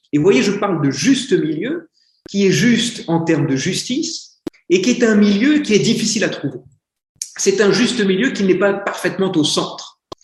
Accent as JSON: {"language": "French", "country": "France", "also_born_or_lived": "Philippines / India", "said": "je suis un Français, donc j'ai un accent anglais extrêmement bizarre."}